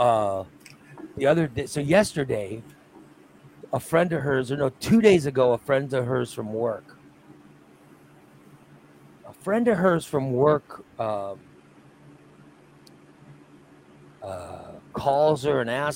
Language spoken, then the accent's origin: English; Gillespie, United States; I grew up in Gillespie